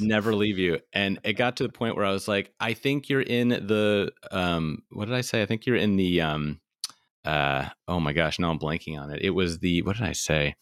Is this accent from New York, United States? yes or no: yes; New York City, New York, United States; also born or lived in Philadelphia; and then I'm from New York City, so I went home